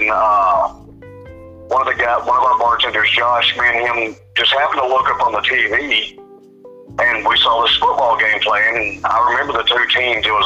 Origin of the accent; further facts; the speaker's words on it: Houston, Texas, United States; now in Pine Bluff, United States; I'm 37 years old. Uh, I was born actually in Houston, Texas, but I live in a town in Arkansas now called Pine Bluff